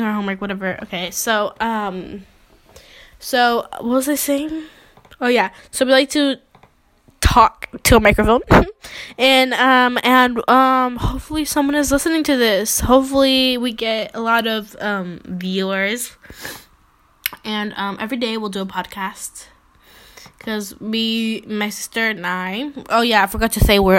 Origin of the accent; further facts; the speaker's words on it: New York, United States; we are twins from New York